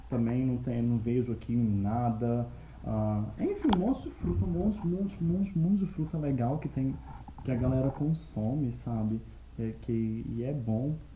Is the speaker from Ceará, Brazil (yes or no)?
no; Minas Gerais, Brazil; now in Curitiba, Brazil; Eu sou de Minas.